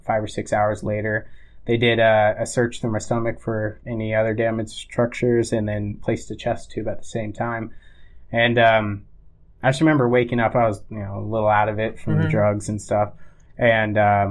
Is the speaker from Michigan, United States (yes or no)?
no; Florida, United States; moved away; I didn't have any family because I'm from Florida